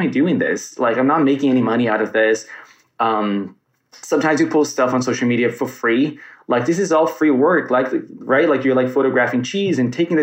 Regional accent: United States; as an American

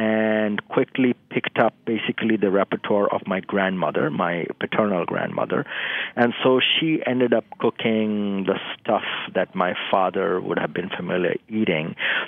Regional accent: eastern India, India; English is a second language; And so when I was growing up in Eastern India, meat was always carried the burden of not being kind of fully Hindu

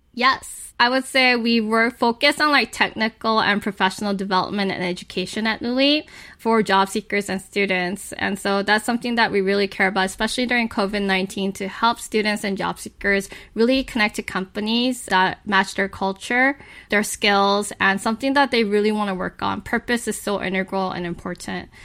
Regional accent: Los Angeles, California, United States; I was actually born and raised in Hollywood.

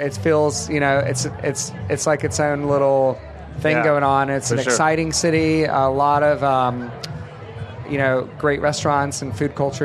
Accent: Savannah, Georgia, United States; now in Atlanta, United States; I grew up just down the coast in Savannah

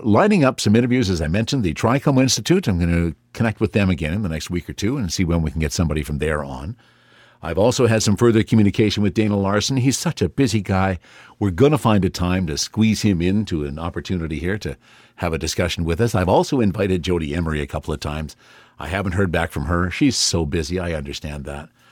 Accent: Canada; as a Canadian

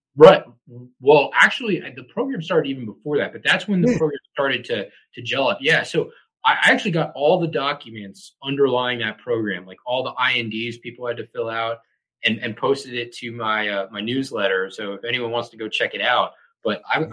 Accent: Montgomery County, Maryland, United States; moved away as an adult; also born or lived in Atlanta / New York City; Grew up uh, Montgomery County, Maryland. It's just north of the uh, D.C. border

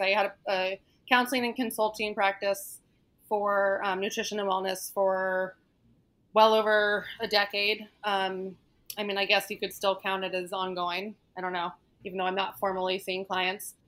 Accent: Northern Virginia, United States; now in New York City, United States; I grew up in Northern Virginia, um, right outside of DC.

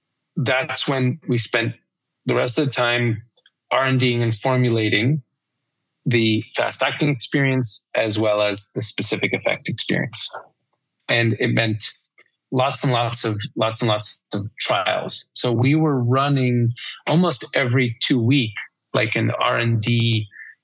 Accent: New York, United States; moved away as an adult; also born or lived in London; now in Colorado, United States; I'm from New York. I lived in London already for a while

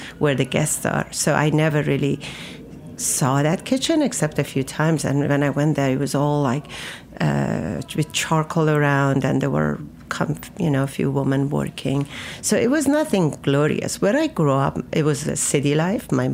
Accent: Isfahan, Iran; moved away as an adult; now in New York, United States; I grew up in Isfahan, which is a center of Iran

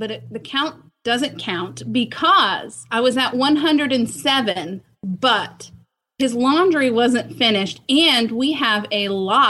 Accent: Columbus, Ohio, United States; now in South Carolina, United States; Columbus, Ohio.

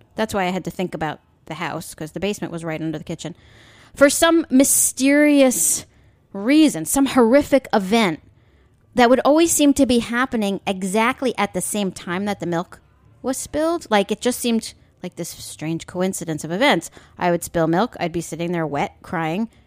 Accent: Long Island, New York, United States; I grew up on Long Island back in the seventies.

